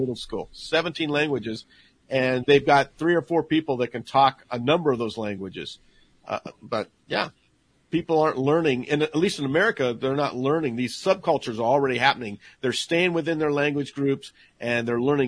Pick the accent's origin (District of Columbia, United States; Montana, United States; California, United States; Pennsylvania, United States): Montana, United States; I'm from Montana. I'm a native Montanan